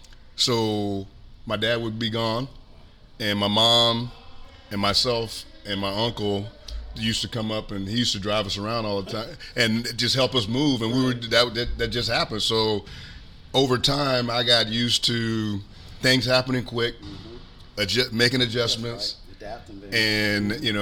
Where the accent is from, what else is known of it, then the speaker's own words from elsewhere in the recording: Bradenton, Florida, United States; originally from Bradenton, Florida.